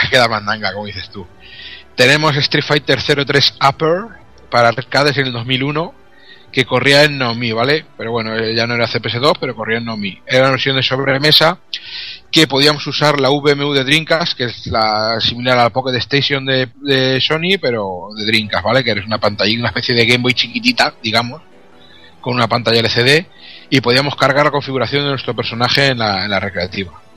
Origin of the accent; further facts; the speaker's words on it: Albacete, Castilla-La Mancha, Spain; hablo japonés de la mancha y esto es lo que tiene. japonés de Albacete, lo que viene siendo japonés de Albacete